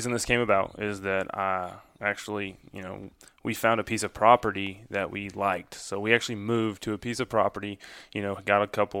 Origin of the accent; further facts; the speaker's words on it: Grand Pass, Missouri, United States; now in Columbia, United States; I grew up in Grand Pass, the big old town of Grand Pass. I'm a river rat through and through. I grew up in the river bottoms, and that's, you know, that's where I still hunt a lot of the times. I live in Columbia now